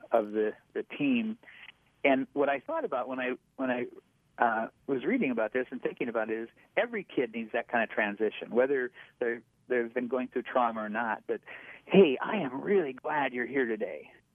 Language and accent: English; North Dakota, United States; I grew up in North Dakota. I'm a, a plains guy